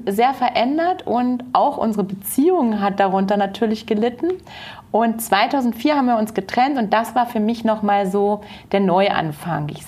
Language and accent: German; near Hoyerswerda, Saxony, Germany; moved away as an adult; now in Munich, Germany; in einer kleinen Stadt mit 4000 Einwohnern in der Nähe von Hoyerswerda